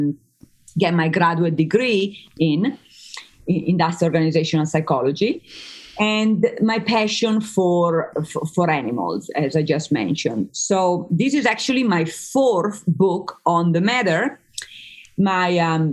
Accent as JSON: {"language": "English", "region": "Emilia-Romagna", "country": "Italy", "tie": "born or raised there", "second_language": "English", "moved": "as an adult", "lives_now": "United States", "said": "I grew up in Italy for the first 20 years of my life"}